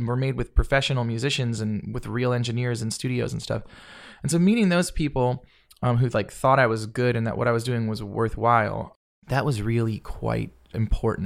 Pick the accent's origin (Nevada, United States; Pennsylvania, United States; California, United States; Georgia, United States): Georgia, United States; Marietta; also born or lived in New Jersey / Florida; I grew up in Flor-, in Georgia